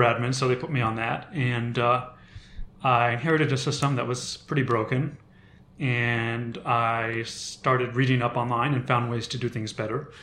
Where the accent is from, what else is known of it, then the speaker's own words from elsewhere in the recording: Seattle, Washington, United States; about my first seven or eight years I was in Seattle